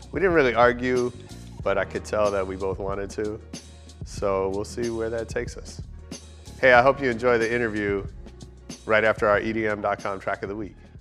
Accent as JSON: {"language": "English", "town": "San Francisco", "region": "California", "country": "United States", "tie": "born or raised there", "moved": "as an adult", "lives_now": "Los Angeles, United States", "said": "I grew up in San Francisco. And then I came here for college"}